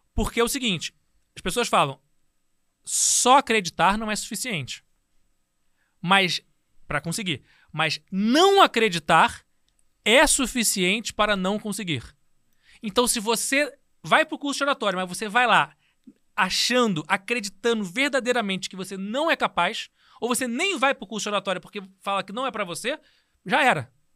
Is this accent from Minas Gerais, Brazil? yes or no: no; Rio de Janeiro, Brazil; Também sou tijucano. Nasci na Tijuca.